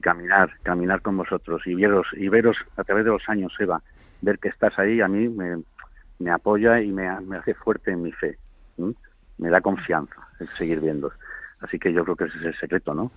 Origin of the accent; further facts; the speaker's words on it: Madrid, Community of Madrid, Spain; yo ahora mismo estoy en Cáceres, estoy, pero, pero sí, soy de Madrid